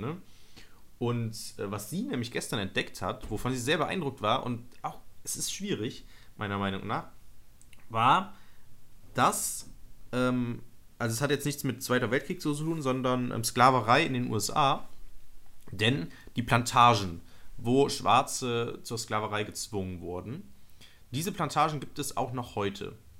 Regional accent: Nettetal, North Rhine-Westphalia, Germany; meine, meine Heimatstadt nennen, Nettetal

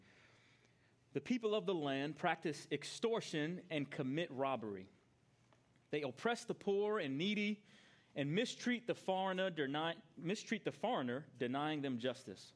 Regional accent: New York, United States; I grew up in New York

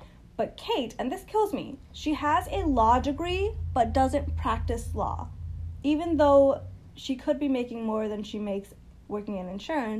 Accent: India; I'm from India

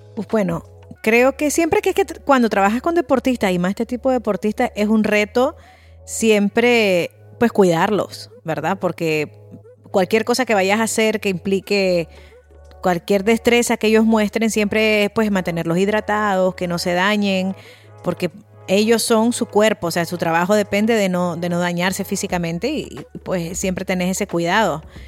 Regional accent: Spain; los españoles sabemos de fútbol

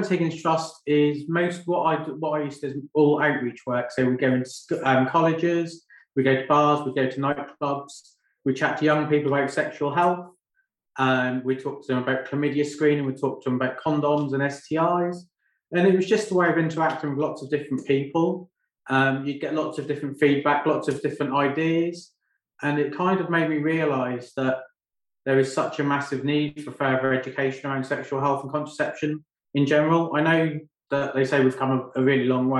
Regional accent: Great Yarmouth, East of England, United Kingdom; also born or lived in London; now in Lowestoft, United Kingdom; I was brought up and raised in Goulston, which is part of Great Yarmouth, from the age of 1 to the age of 24.

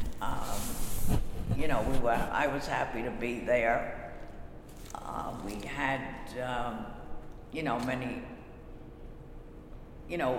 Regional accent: New York City, New York, United States; I was born in Brooklyn on February 2nd, 1945 at Caledonian Hospital, which is no longer in existence. And my parents were living at that time in East Flatbush. So I actually was raised in East Flatbush

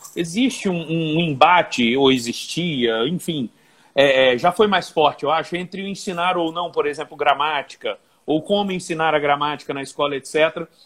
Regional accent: Volta Redonda, Rio de Janeiro, Brazil; moved away as an adult; now in Juiz de Fora, Brazil; eu sou natural de Volta Redonda, estado do Rio de Janeiro, mas vim para Juiz de Fora e adotei Juiz de Fora como cidade em 2000

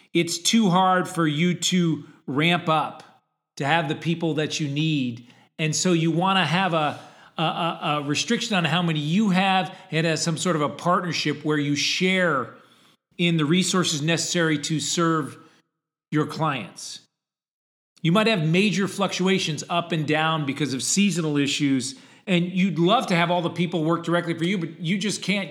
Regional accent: Connecticut, United States; I grew up in Connecticut, which was two hours from Boston and two hours from New York

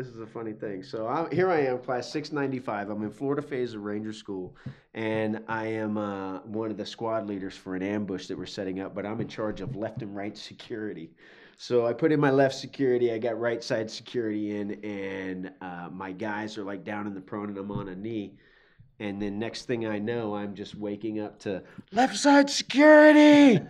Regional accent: Azores, Portugal; born there; My dad was in the military. I was born in the Azores, which, Lodges Field Air Force Base.

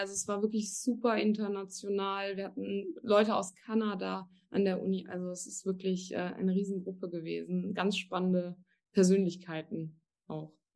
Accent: Germany; moved away as an adult; now in Cologne, Germany; Ich komme gebürtig aus der Eifel, also wirklich aus einem ganz kleinen, verschlafenen Ort

